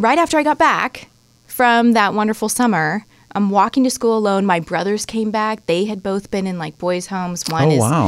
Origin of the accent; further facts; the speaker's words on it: San Diego, California, United States; I was from San Diego.